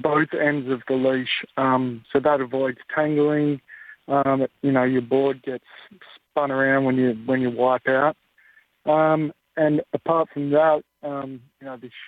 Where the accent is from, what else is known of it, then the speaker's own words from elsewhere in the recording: Gold Coast, Queensland, Australia; I grew up on the Gold Coast